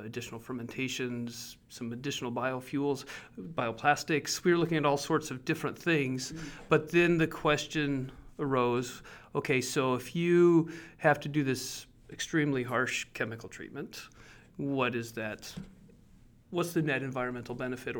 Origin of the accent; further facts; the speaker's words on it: Northwest Iowa, United States; I grew up in Iowa on a corn soybean farm